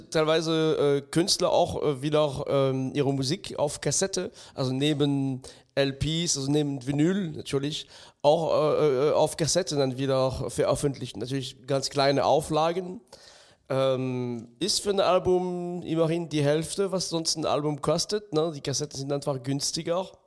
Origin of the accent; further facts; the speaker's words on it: France; German is a second language; ich bin im ganz Minidorf in Frankreich aufgewachsen. Das heißt, die Anzahl und die Art der, der Schallplatten, die es, die es zu kaufen gab, war sehr, sehr übersichtlich.